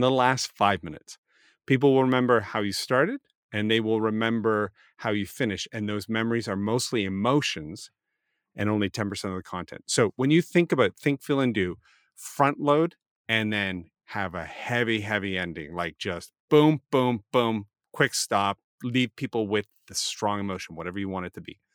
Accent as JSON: {"language": "English", "country": "Canada", "said": "I'm Canadian"}